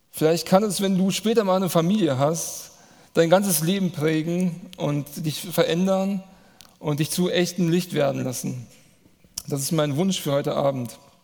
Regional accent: Manderbach, Hesse, Germany; ich komme aus Manderbach, das ist hier ein Ort weiter.

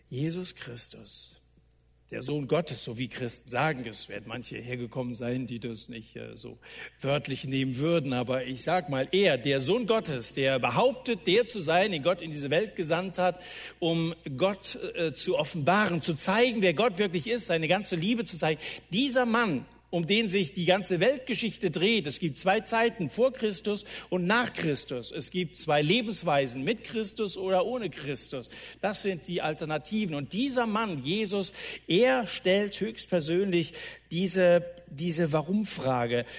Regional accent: Germany; bei uns in Deutschland

